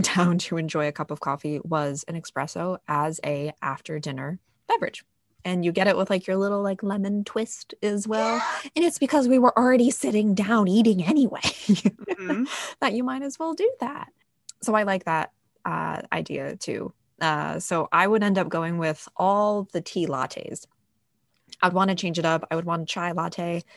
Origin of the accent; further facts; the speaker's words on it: New England, United States; i'm a born and raised new englander